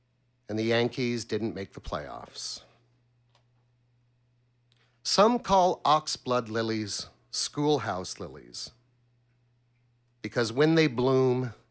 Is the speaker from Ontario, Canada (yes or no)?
no; Montreal, Quebec, Canada; I'm from Ville d'Anjou, Quebec